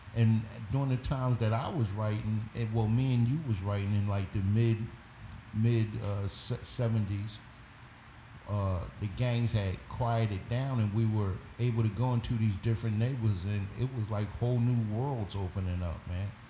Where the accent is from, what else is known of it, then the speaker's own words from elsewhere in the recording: Philadelphia, Pennsylvania, United States; I was from West Philly